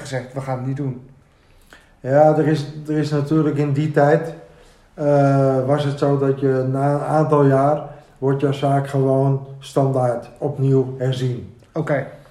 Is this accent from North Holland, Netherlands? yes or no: yes; Amsterdam, North Holland, Netherlands; Ik ben opgegroeid hier in Amsterdam, in de Jordaan, okay. Bloemgracht